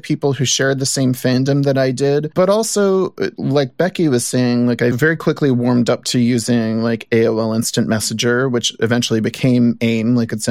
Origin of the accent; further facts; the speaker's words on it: New Orleans, Louisiana, United States; growing up in New Orleans